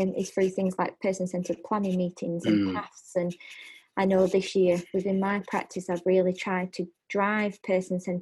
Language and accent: English; United Kingdom; we're typically British